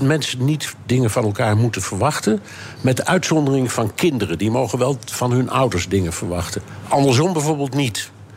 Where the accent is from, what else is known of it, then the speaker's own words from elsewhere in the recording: Amsterdam, North Holland, Netherlands; ik ben in Amsterdam opgegroeid